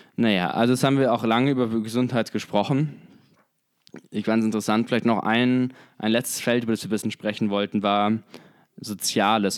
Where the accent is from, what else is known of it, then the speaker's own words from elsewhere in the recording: Germany; bei uns in Deutschland